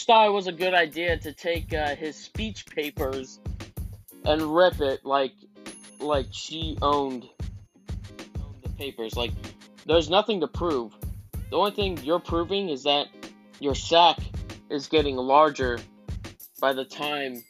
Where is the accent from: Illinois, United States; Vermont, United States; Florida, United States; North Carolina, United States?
Florida, United States; I'm from Florida, so this is a Republican state